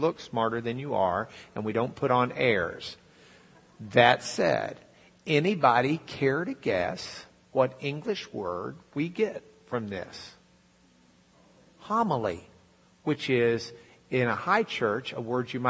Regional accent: Lubbock, Texas, United States; I'm from Lubbock

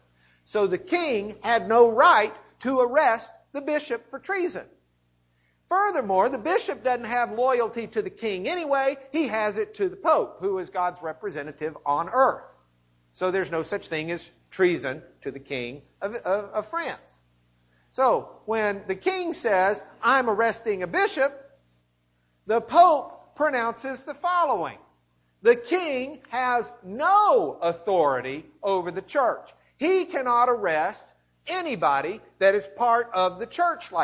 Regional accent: Lubbock, Texas, United States; I'm from Lubbock

